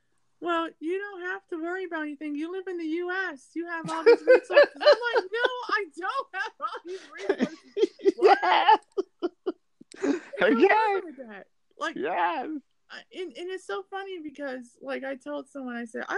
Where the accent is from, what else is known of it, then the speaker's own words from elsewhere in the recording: United States; first language English; I'm African American.